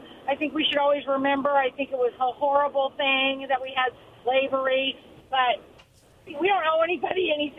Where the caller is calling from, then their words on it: Kennewick, Washington, United States; Michelle, I'm calling from Kennewick.